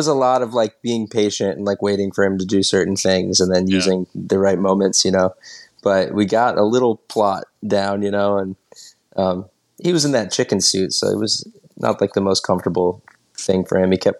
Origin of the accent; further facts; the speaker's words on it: Greensboro, North Carolina, United States; moved away as an adult; now in New Orleans, United States; Greensboro, my hometown.